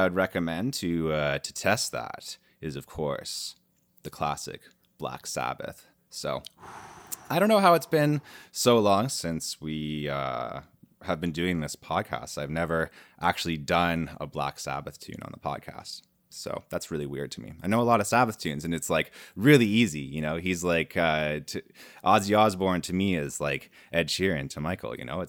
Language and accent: English; Canada; I'm a Canadian guy.